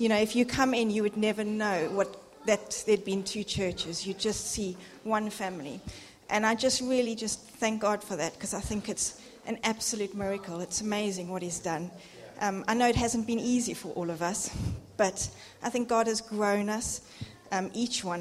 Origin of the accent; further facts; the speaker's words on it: South Africa; moved away; being South African, not having family